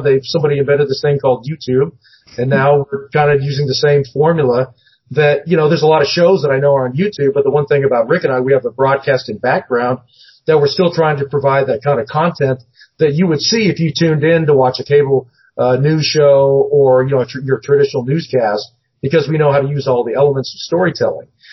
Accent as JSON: {"language": "English", "town": "Seattle", "region": "Washington", "country": "United States", "tie": "born or raised there", "moved": "yes", "said": "I grew up in the Northwest, um, mm-hmm. up in Seattle"}